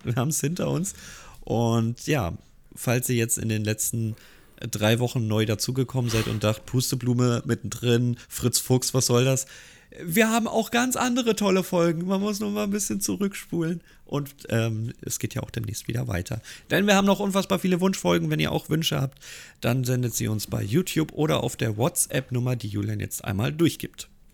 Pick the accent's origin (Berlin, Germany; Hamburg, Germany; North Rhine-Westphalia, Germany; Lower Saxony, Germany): Hamburg, Germany; bin ich als Hamburger